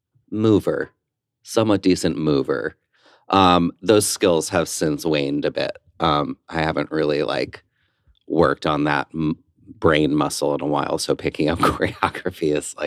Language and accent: English; West Orange, New Jersey, United States; I grew up in West Orange, New Jersey. A little closeted gay Jewish boy